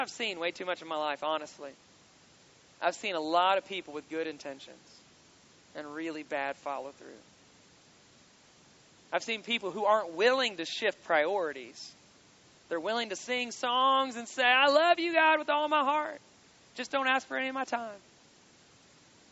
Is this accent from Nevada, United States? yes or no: no; Kentucky, United States; I'm from Kentucky